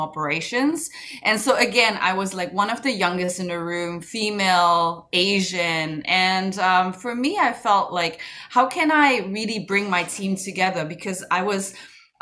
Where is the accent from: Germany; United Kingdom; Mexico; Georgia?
Germany; also born or lived in Kuala Lumpur, Malaysia / United States; I grew up in Germany most of my life